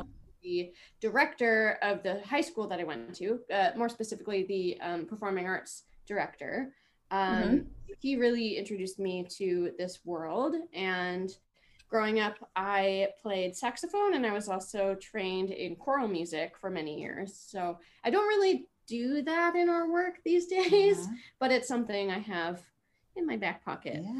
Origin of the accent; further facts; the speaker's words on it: just north of Toronto, Ontario, Canada; moved away as an adult; also born or lived in Manhattan, New York; now in Brooklyn, United States; I'm from uh, just north of Toronto. Um, so also being a Canadian girl and up north